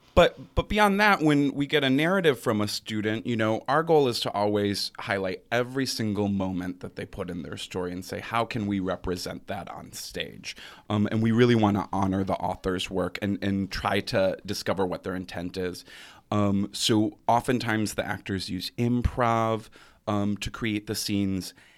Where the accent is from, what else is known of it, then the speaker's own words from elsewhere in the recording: Grand Rapids, Michigan, United States; moved away; I am originally from Grand Rapids, Michigan